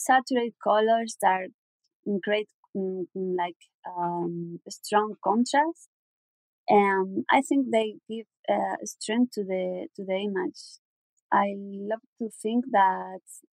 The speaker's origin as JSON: {"language": "English", "region": "southern Spain", "country": "Spain", "second_language": "English", "said": "I'm from Spain. I'm exactly from the south of Spain, from a little town."}